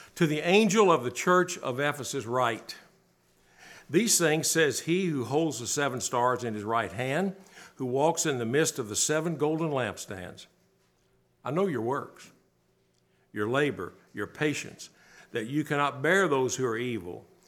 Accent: Bowling Green, Kentucky, United States; I grew up in Bowling Green, not far from there, about an hour, Kentucky

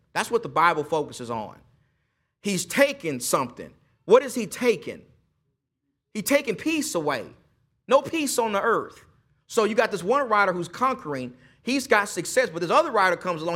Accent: East Texas, United States; I'm, I'm just from East Texas

